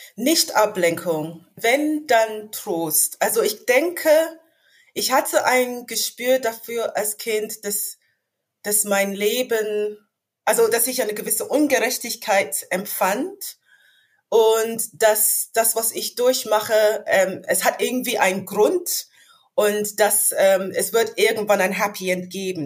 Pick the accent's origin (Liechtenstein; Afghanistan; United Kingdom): United Kingdom; London; German is a second language; moved away as an adult; also born or lived in Hannover; now in Germany; Ich bin in London geboren und aufgewachsen